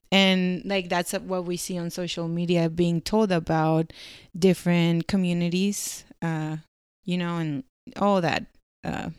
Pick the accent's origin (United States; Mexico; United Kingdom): Mexico; Sinaloa; moved away; I'm from Sinaloa. Sinaloa is a state in Mexico, um, in the northwest.